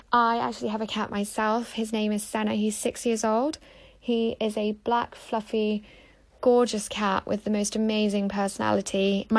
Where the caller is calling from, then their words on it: London, United Kingdom; I am calling in from London.